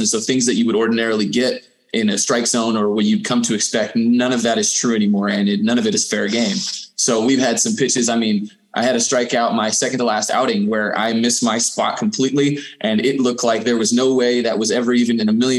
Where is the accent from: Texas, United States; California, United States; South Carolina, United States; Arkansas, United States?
California, United States; San Diego; So I'm from San Diego. I grew up there, and from the time I was about 6 months old until the end of high school